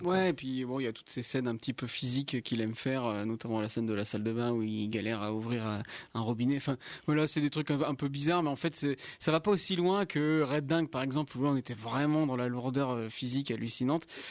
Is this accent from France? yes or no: yes; the Nord, Hauts-de-France, France; also born or lived in Lille; nous, en tant que personnes qui vivent à Lille, qui viennent du Nord